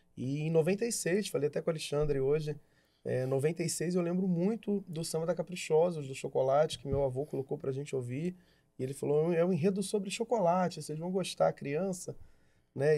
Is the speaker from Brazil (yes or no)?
yes; Niterói, Rio de Janeiro, Brazil; Nasci em Niterói.